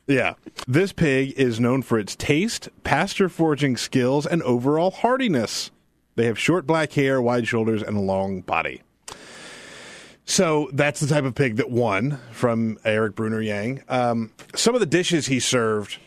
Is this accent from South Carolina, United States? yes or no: yes; South Carolina, United States; moved away as an adult; also born or lived in Texas; when I was growing up in South Carolina. When I moved to Texas as a twenty-three-year-old man